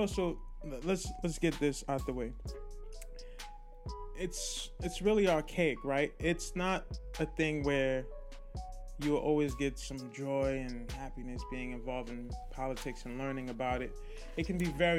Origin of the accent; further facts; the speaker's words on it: New York City, New York, United States; also born or lived in Haiti; I grew up in Crown Heights, Brooklyn, and grew up in the streets as a youngster